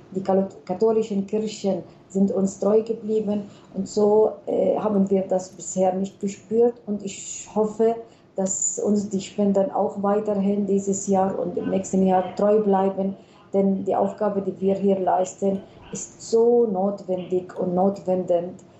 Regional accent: Palestine; wir sind Palästinenser

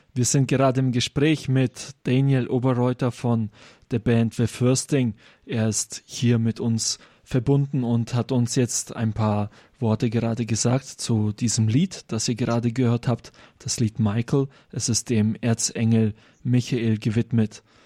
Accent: Germany; bei uns in Deutschland

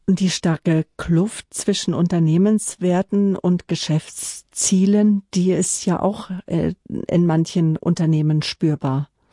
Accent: Northern Germany, Germany; als Norddeutscher

